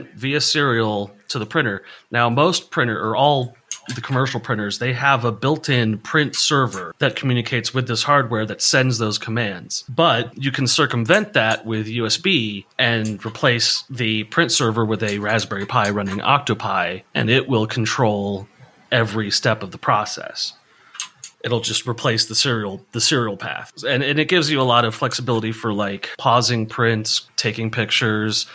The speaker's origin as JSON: {"language": "English", "town": "San Diego", "region": "California", "country": "United States", "tie": "born or raised there", "said": "I grew up in San Diego"}